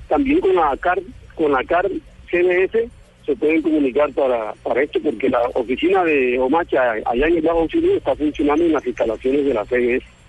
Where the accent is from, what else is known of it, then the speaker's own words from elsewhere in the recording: Purísima, Córdoba, Colombia; vengo del Bajo en Purísima. Soy miembro de la Asociación Apropapur